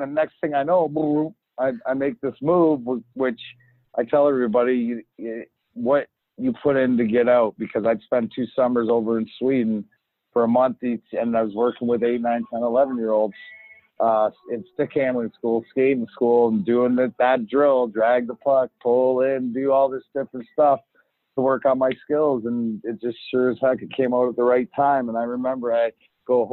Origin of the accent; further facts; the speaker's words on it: Leamington, Ontario, Canada; I grew up in Leamington, which is give or take 10 minutes for the border